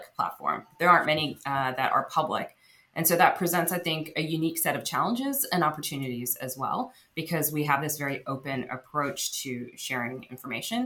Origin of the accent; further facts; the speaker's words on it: United States; also born or lived in Texas / New Jersey / Silicon Valley; I came when I was about 3 years old. I grew up in Texas and New Jersey